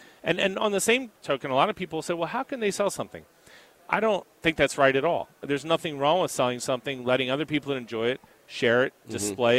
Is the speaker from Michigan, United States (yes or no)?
no; Philadelphia, Pennsylvania, United States; We're from Philly, so first of all, we know who's going to win the game.